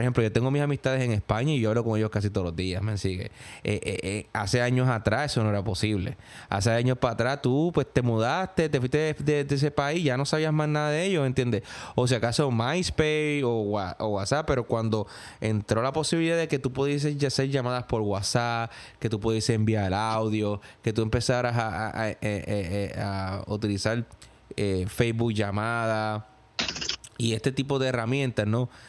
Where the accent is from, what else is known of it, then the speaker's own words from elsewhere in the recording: Gurabo, Puerto Rico; moved away as an adult; also born or lived in New York; now in United States; en mi pueblo, en Gurabo